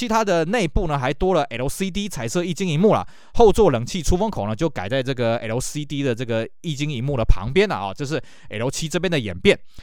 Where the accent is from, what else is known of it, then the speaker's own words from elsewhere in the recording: Taiwan; 那么我们台湾这边呢